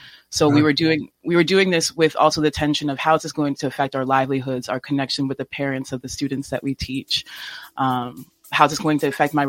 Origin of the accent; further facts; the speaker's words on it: New York City, New York, United States; So I'm from New York City as well. And I am mixed race. I'm Black mixed race. My father's from the Congo. And my mother's Irish. And I came from a very different background, very conservative, Irish Catholic